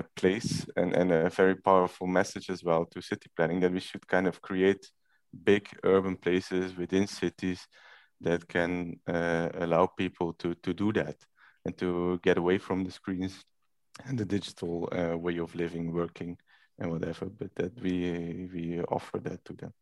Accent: Belgium; now in Rotterdam, Netherlands; I'm from Belgium, so I'm not Dutch

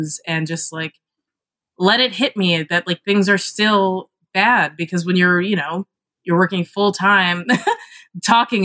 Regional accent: Kentucky, United States; I'm from Kentucky

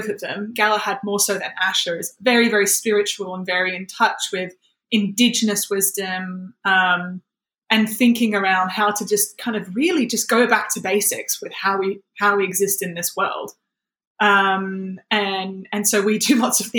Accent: Australia; moved away as an adult; now in United Kingdom; I've been living in the UK for 7 years. I'm from Australia originally.

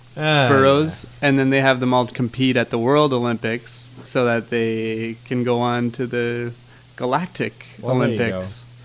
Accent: Canada; If you haven't figured out we're from Canada.

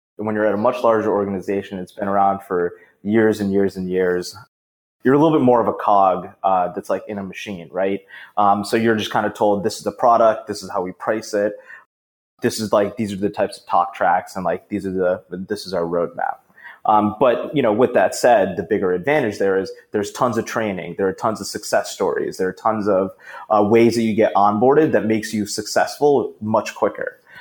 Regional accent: Boston, Massachusetts, United States; my hometown of Boston.

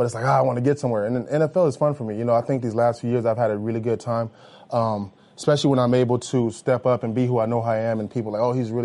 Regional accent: Los Angeles, California, United States; I'm from Los Angeles, born and raised. I live in Hollywood in the offseason

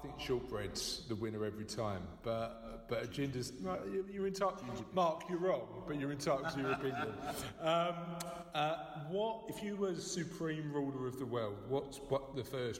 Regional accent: London, United Kingdom; I'm only a boy from Canning Town.

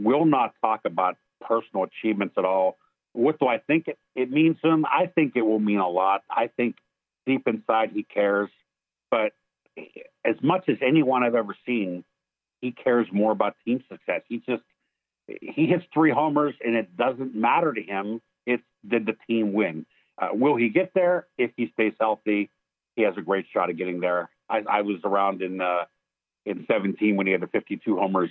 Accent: Pittsburgh, Pennsylvania, United States; I grew up in Pittsburgh

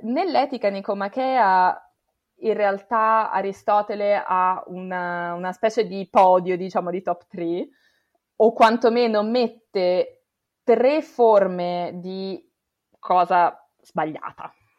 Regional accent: Italy; quelli che sono cresciuti in Italia

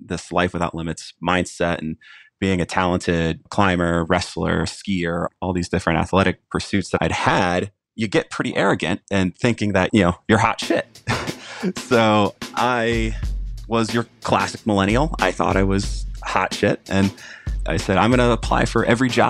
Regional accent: Jacksonville, United States; my hometown of Jacksonville

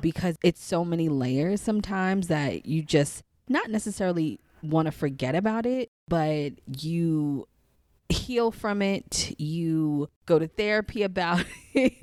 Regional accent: New York City, New York, United States; now in DMV area, United States; the Saint Albans neighborhood that I grew up in, in Queens

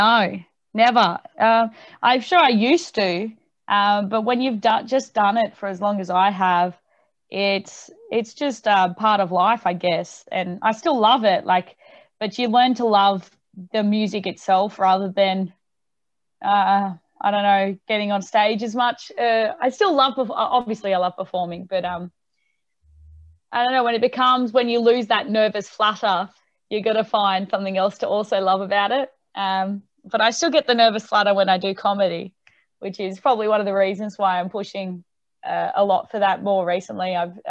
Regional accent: Tamworth, New South Wales, Australia; now in Newcastle, Australia; So I moved to Newcastle just so I had more opportunities to gig and then do original music and all that sort of stuff.

